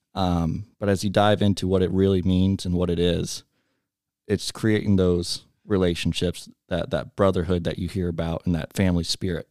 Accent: Montgomery, Ohio, United States; I grew up in Montgomery, so right down the road

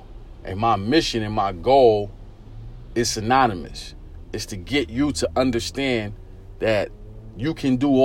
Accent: New York City, New York, United States; I grew up in East New York, Brooklyn.

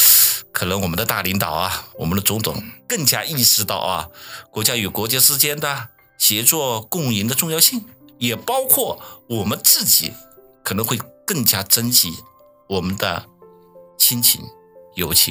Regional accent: Guangzhou, Guangdong, China; moved away; 毕竟我们来自于制造大省广东嘛，广州嘛

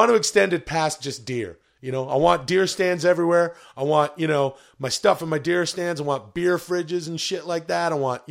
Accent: British Columbia, Canada; now in Los Angeles, United States; I'm from the West Coast. I'm from British Columbia.

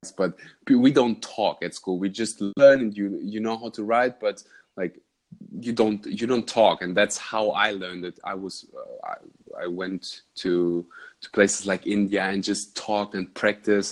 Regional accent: Germany; English is a second language; I had the the honor to learn Dutch because I'm from Germany, so it's really close.

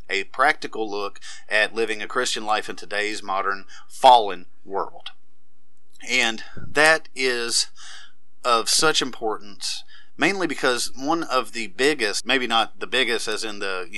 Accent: the South, United States; I was born and raised in the South

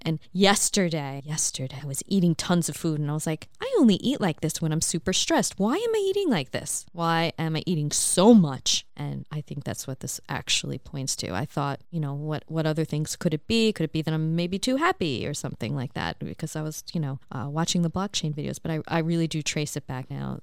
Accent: New York, United States; now in Australia; I'm in Australia from New York

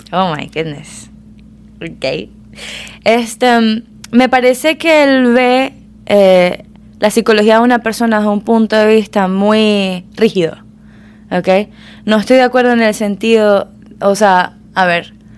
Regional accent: Maracaibo, Zulia, Venezuela; now in Miami, United States; nacida criada en Venezuela en la mayor parte

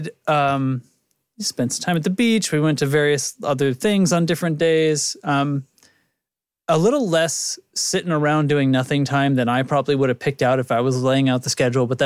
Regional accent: New England, United States; I grew up in New England

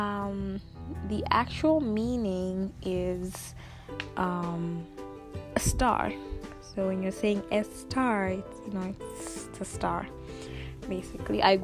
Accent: Dodoma, Tanzania; also born or lived in Dar es Salaam, Tanzania; Specifically right now I'm in Dodoma, that's where my family is

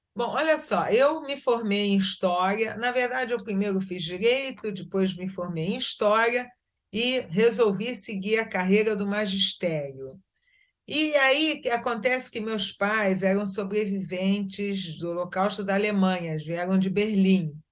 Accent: Rio de Janeiro, Brazil; moved away as an adult; also born or lived in Israel; now in Tzur Yitzhak, Israel; eu nasci no Brasil, no Rio de Janeiro, fiz toda a minha vida profissional e acadêmica no Rio de Janeiro

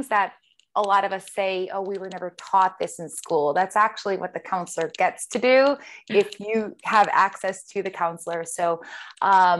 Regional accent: Rhode Island, United States; moved away as an adult; also born or lived in Boston; now in New York City, United States; I was born and raised in Rhode Island

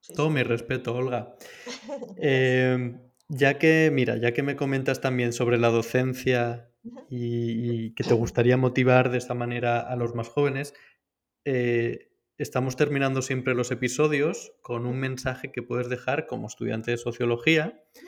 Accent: Valencia, Valencian Community, Spain; En Valencia, yo soy de Valencia

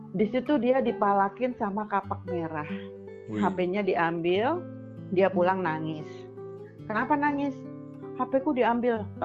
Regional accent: Surabaya, East Java, Indonesia; now in Jakarta, Indonesia; aku dari Surabaya pindah ke Jakarta 94

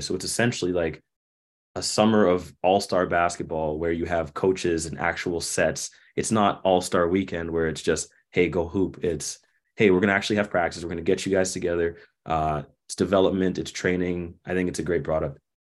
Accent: Toronto, Ontario, Canada; now in Winnipeg, Canada; I grew up in Toronto

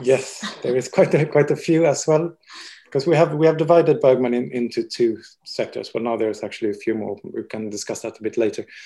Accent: Sweden; also born or lived in Paris, France / Barcelona, Spain; now in London, United Kingdom; I'm I'm Swedish

